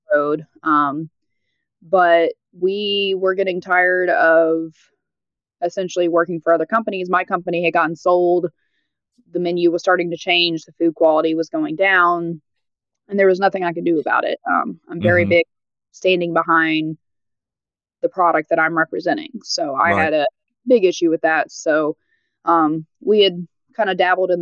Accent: North Alabama, United States; also born or lived in Tennessee / Nashville, Tennessee; now in White House, Tennessee, United States; I did most of my growing up in North Alabama area, but I was technically born in Tennessee

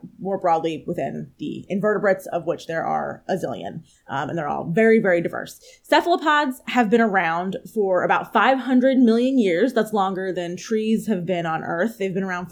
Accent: outside of Philadelphia, Pennsylvania, United States; I grew up right outside of Philadelphia

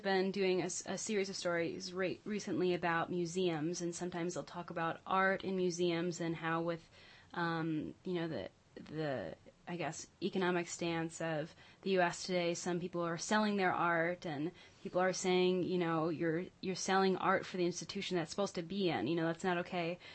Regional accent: Lansing, Michigan, United States; I grew up in the Lansing area

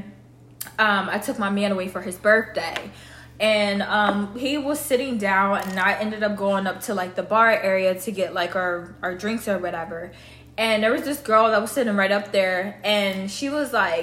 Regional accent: Delaware, United States; I'm from Delaware.

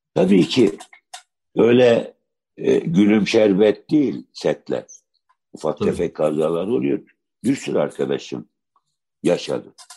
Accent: Adana, Turkey; ben Adanalıyım

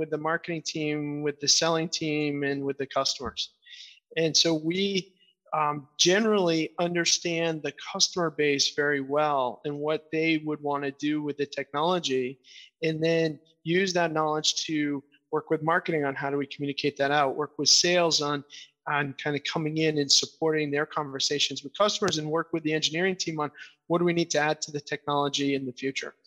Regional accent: Portland, Maine, United States; I grew up in Portland, Maine. I lived outside for a while. I moved back for a reason

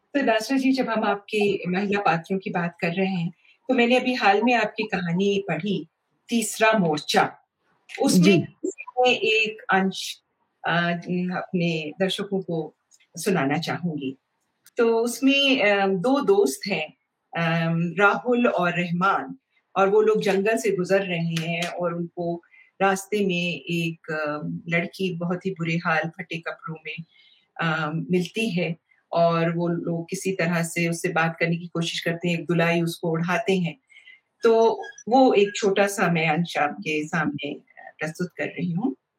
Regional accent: India; हम यहाँ की मिट्टी में पैदा हुए हैं

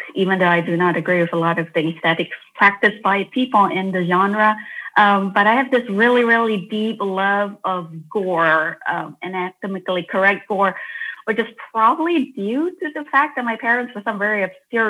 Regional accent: Malaysia; growing up in Malaysia

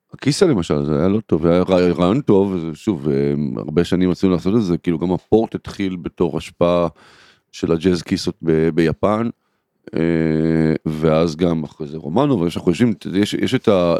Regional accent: Kfar Saba, Central District, Israel; also born or lived in Tel Aviv; אני אה, גדלתי בכפר סבא

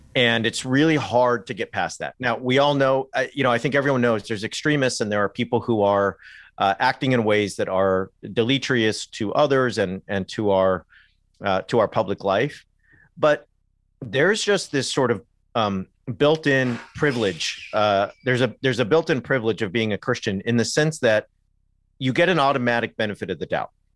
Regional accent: Southern California, United States; moved away as an adult; also born or lived in England; I grew up in Southern California

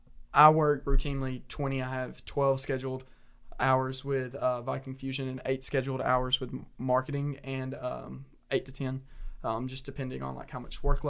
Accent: Georgia, United States; I'm from Syracuse, Georgia.

